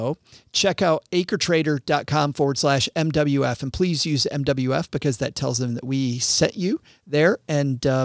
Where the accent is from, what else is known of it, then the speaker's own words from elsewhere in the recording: Southwest Michigan, United States; growing up in Southwest Michigan, I made a ton of money as a kid